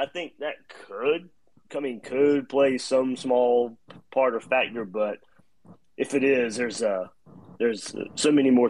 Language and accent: English; Waycross, Georgia, United States; moved away; Like I said, I grew up in Georgia, but I grew up in Georgia in the 90s